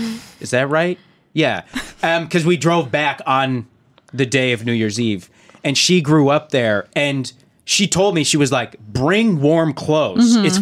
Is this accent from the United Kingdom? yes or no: no; Calgary, Alberta, Canada; My hometown mall was Chinook Center in Calgary, Alberta.